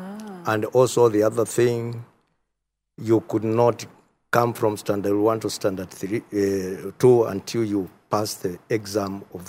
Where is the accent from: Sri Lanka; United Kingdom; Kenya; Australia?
Kenya; Mwala, Machakos County; born there; as you have heard. I was born in Machakos County, in Mwala sub-county, beyond location, 1949.